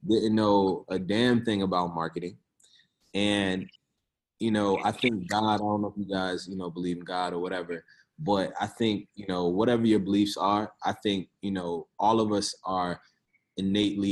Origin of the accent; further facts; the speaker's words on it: Richmond, Virginia, United States; I'm originally from Richmond, Virginia, South Side. Grew up in the project, South Side, Richmond